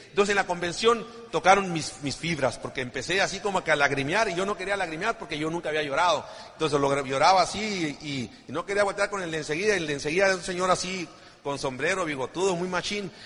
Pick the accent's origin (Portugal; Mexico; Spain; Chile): Mexico; Ciudad Obregón, Sonora; somos sonorenses